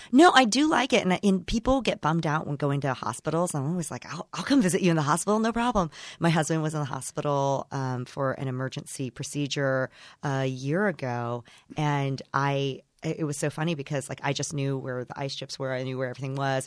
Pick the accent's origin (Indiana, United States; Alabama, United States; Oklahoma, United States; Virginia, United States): Indiana, United States; accent: broad, flat Indiana; moved away as an adult; also born or lived in Chicago, United States; now in Los Angeles, United States; I'm from Indiana, so I guess I could do a really broad, flat Indiana accent